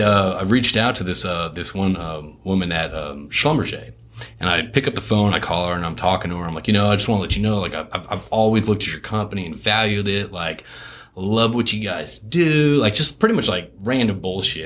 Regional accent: Connecticut, United States; moved away; also born or lived in France / Houston; I, grew up in Connecticut, so I wasn't raised around it

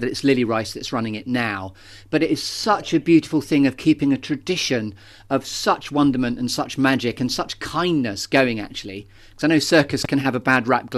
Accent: Bristol, South West England, United Kingdom; I'm based in Bristol

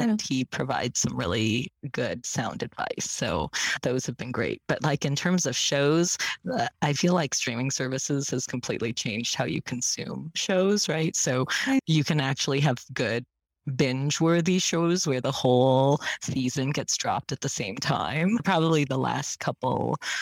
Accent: Malaysia; moved away; also born or lived in San Francisco; I was born in Malaysia.

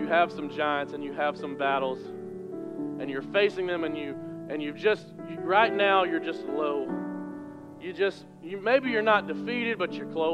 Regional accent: West Kentucky, United States; I'm from West Kentucky, so the county fair, you could fit in this room.

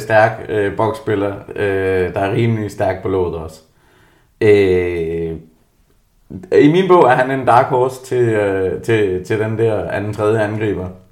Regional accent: Jutland, Denmark; jeg er jo jyde

